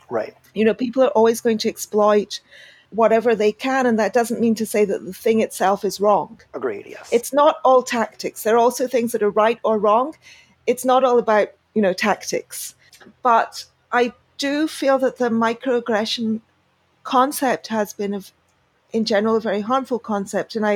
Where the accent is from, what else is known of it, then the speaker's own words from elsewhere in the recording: Pakistan; also born or lived in United Kingdom; now in Argentina; I am a double immigrant, I guess. So I immigrated from Pakistan to the UK, and now I live in Argentina.